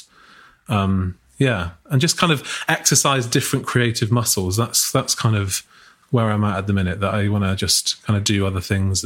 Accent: United Kingdom; as British people

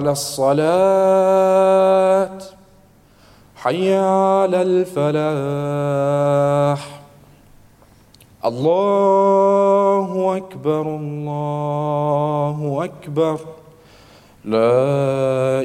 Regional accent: Syria; moved away; when I was growing up in Syria

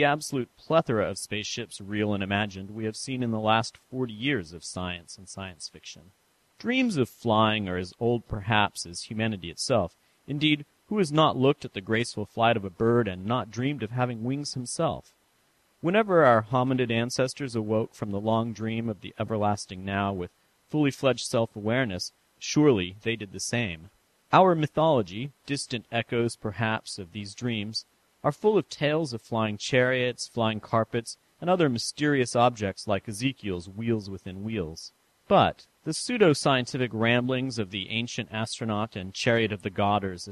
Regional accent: San Francisco, California, United States; moved away; I visited my hometown of San Francisco

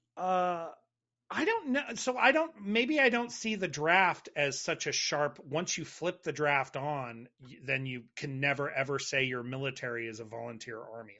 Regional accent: United States

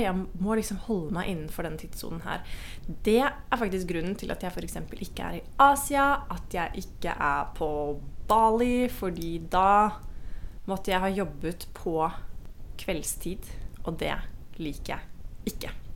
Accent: Norway; moved away as an adult; now in Costa Rica; venner og familie hjemme i Norge

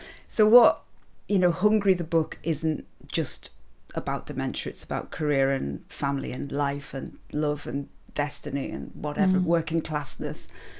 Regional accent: Carlisle, North West England, United Kingdom; It's still in my accent. It doesn't matter how much Radio 4 tried to knock that out of me. It's still in there. I grew up in... I have to always try to be sensitive when I talk about Carlisle and Curragh

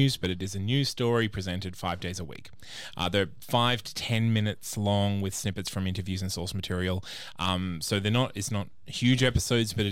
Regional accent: Australia; I, as an Australian

